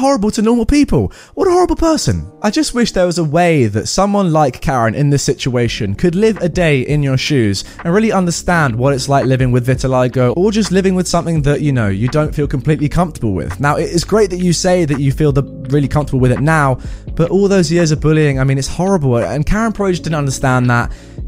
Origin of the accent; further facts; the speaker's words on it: Beijing, China; born there; So, I was born in Beijing.